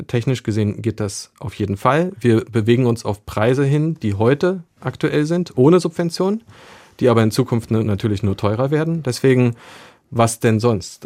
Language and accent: German; Berlin, Germany; als Berliner